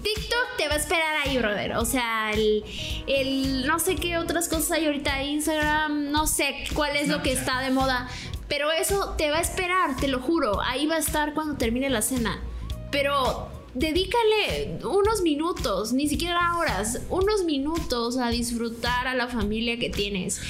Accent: Tabasco, Mexico; nosotros somos de Tabasco

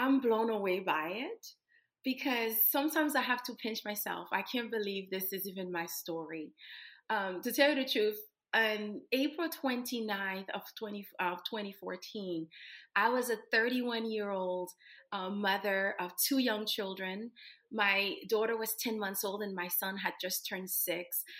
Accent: Haiti; moved away; I was born and raised in Haiti

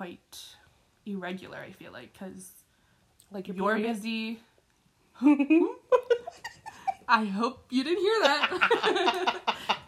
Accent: Philippines; now in Canada; I was born in the Philippines

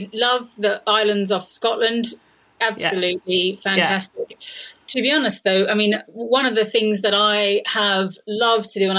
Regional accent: Australia; now in United Kingdom; Where I grew up in Australia, we had, is in the bush in a house we kind of built ourselves.

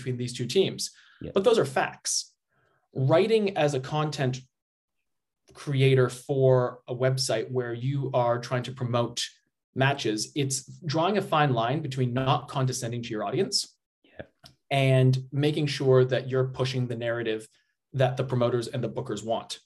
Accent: Canada; moved away as an adult; also born or lived in Australia; I'm from Canada originally.

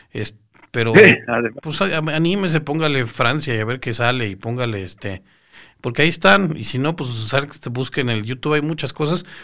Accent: Yucatán, Mexico; extrañamos el poder salir de la ponencia y ver a nuestro cuate de Chihuahua, yo soy de Yucatán

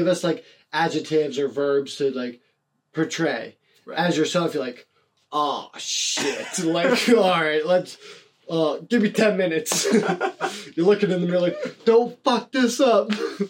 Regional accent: Youngstown, Ohio, United States; I'm from Youngstown, Ohio, and there's not a lot of stuff that goes on.

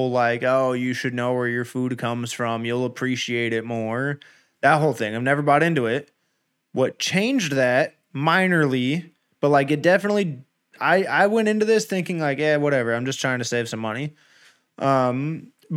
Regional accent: Southern California, United States; now in Northern California, United States; being born and raised in Southern California

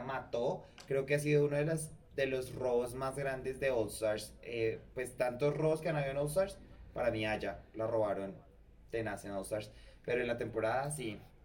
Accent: Colombia; nosotros los colombianos

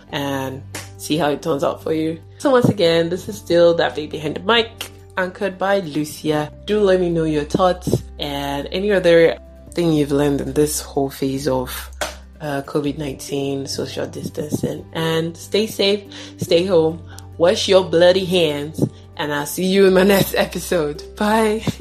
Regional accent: Nigeria; me as a Nigerian here

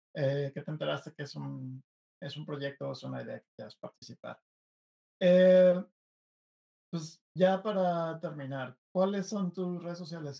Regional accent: Mexico; yo como mexicano

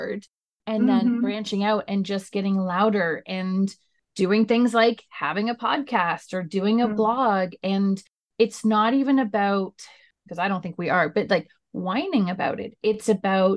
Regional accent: Canada; I'm Canadian

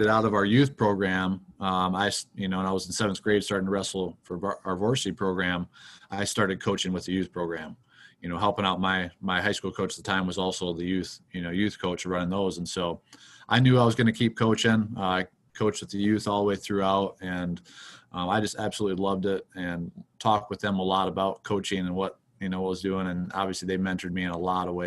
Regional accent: Mapleton, Minnesota, United States; moved away as an adult; also born or lived in Iowa / Chaska, Minnesota; now in West Point, United States; I grew up in Minnesota, about an hour from

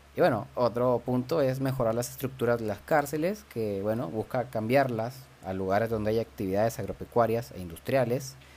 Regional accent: Venezuela; moved away; yo como venezolano

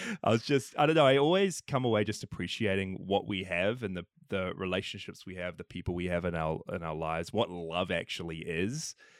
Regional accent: New Zealand; I'm from New Zealand

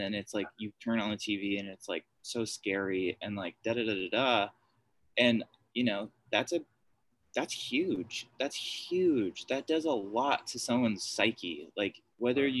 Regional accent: United States; speaking as an American

